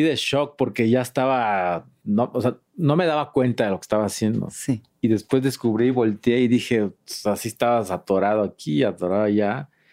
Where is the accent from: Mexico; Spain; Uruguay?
Mexico; Juchitán de Zaragoza, Oaxaca; moved away; era Juchitán de Zaragoza, que es donde yo nací, que es el istmo de Tehuantepec.